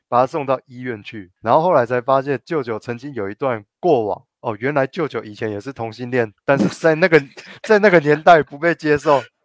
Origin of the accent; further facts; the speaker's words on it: Tainan, Taiwan; 我身为台南人哦，我都不吃全糖的，我点饮料什么不吃全糖